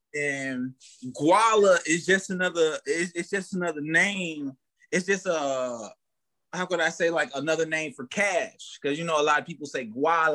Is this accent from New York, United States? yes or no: no; Fort Myers, Florida, United States; I'm from Florida. I'm from Fort Myers, Florida. Born and raised